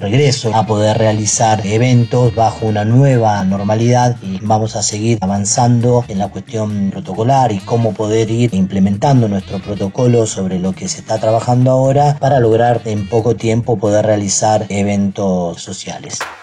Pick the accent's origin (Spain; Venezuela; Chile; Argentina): Argentina; Comodoro Rivadavia, Chubut; soy de la provincia de Chubut, de la ciudad de Comodoro Rivadavia